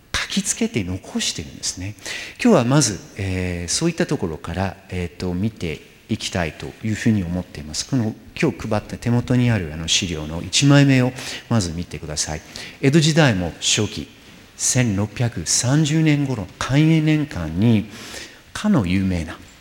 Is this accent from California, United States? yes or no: no; New York, United States; moved away; ニューヨーク私の出身地であるニューヨーク